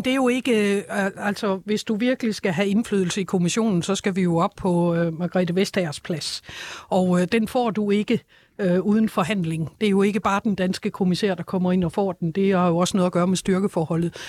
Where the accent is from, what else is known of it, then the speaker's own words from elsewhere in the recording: Denmark; jeg som dansker